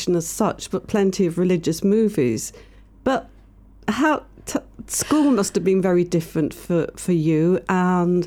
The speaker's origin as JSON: {"language": "English", "town": "Manchester", "region": "North West England", "country": "United Kingdom", "tie": "born or raised there", "said": "I grew up in Manchester."}